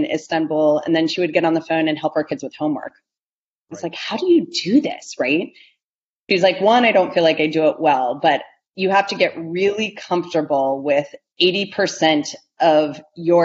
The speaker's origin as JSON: {"language": "English", "region": "Ohio", "country": "United States", "tie": "born or raised there", "said": "growing up in Ohio"}